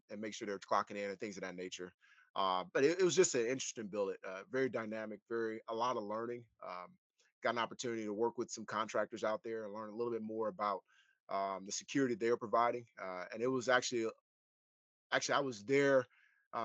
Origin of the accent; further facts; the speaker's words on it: Ruston, Louisiana, United States; moved away; I grew up in Ruston, Louisiana